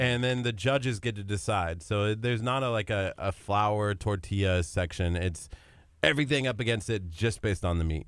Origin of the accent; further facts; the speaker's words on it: Nebraska, United States; moved away; I grew up in Nebraska, which is cow country.